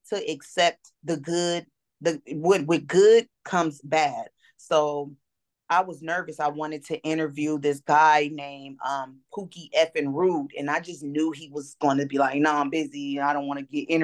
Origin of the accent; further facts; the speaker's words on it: Los Angeles, California, United States; I'm straight from Los Angeles, California